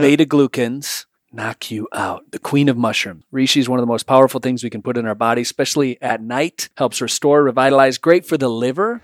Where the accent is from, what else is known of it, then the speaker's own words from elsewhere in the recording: Michigan, United States; I'm from Michigan